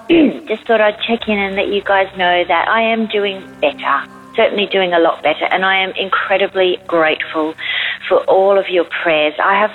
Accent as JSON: {"language": "English", "town": "Houston", "region": "Texas", "country": "United States", "said": "I'm … from Houston."}